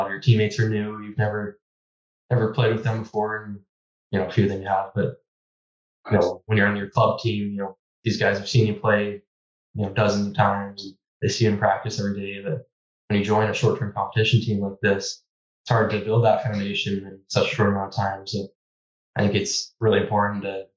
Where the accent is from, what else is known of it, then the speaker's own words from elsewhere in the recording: Vancouver, British Columbia, Canada; growing up in Vancouver